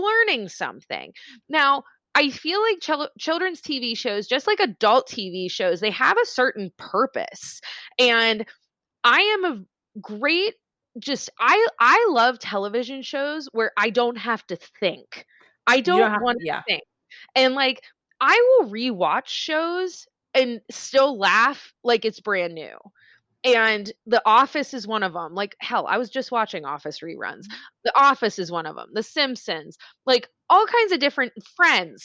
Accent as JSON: {"language": "English", "town": "Pittsburgh", "region": "Pennsylvania", "country": "United States", "said": "I am from Pittsburgh"}